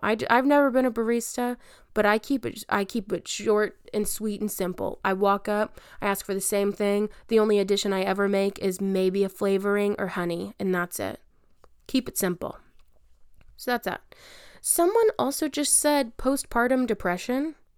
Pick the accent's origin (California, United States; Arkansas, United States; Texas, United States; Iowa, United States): Texas, United States; Albany; also born or lived in Dallas, Texas / Lubbock, Texas; I'm back in my hometown of Albany, Texas